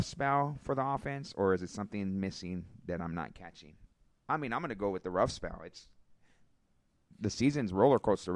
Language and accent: English; Riverside, California, United States; I'm from Riverside